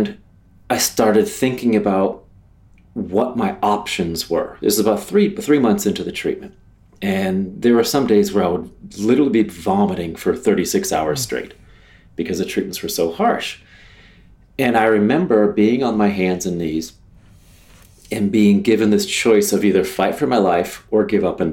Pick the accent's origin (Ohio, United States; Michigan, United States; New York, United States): Ohio, United States; moved away; also born or lived in Jacksonville, Florida; this normal Midwest guy from a little place in Ohio, where my backyard was a bean field or a cornfield.